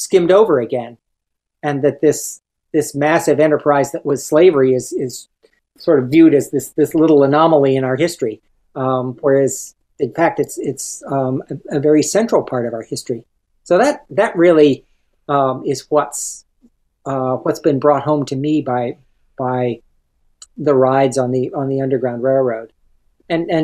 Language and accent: English; Rockville, Maryland, United States; here in Rockville, my hometown